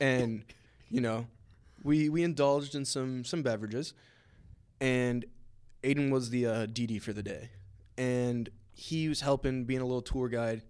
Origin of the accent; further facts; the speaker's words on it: Florida, United States; I'm from Florida originally